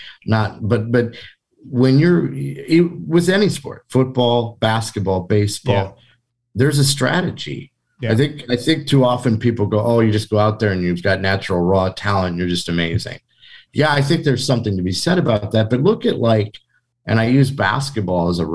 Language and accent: English; Iowa, United States; I'm from Iowa